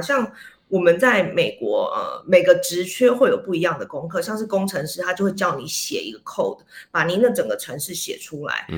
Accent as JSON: {"language": "Chinese", "country": "Taiwan", "also_born_or_lived": "Japan / New York", "moved": "as an adult", "said": "我就是台湾人"}